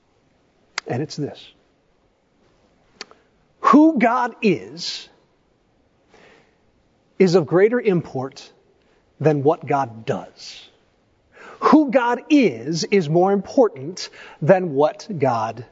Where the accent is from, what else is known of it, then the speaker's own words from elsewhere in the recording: East Tennessee, United States; I grew up in East Tennessee.